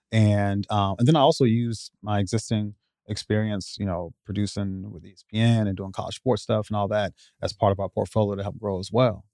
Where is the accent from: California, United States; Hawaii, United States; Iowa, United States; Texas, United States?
Iowa, United States; also born or lived in Chicago, Illinois; allowed me to move away from that environment into, uh, Iowa. uh, when I was nine